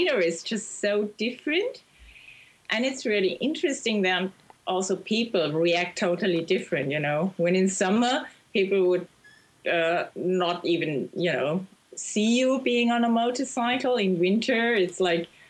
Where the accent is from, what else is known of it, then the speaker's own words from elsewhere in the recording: Germany; I'm from Germany, and I'm a journalist